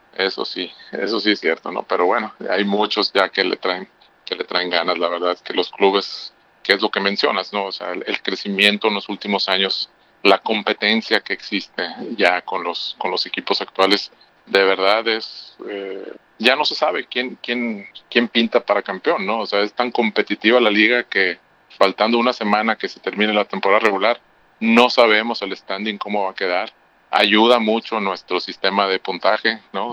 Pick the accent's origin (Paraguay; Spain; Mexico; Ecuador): Mexico; Hermosillo, Sonora; Yo soy de aquí, de Hermosillo.